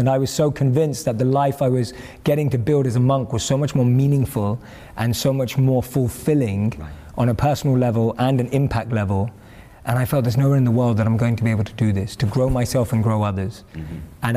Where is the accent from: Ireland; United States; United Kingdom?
United Kingdom; London; I grew up and born and raised in London